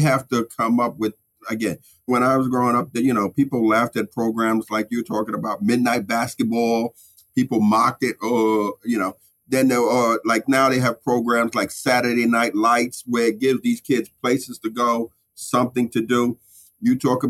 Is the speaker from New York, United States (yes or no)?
yes; New York City, New York, United States; I grew up in the Sumner Projects or I grew up in Bed-Stuy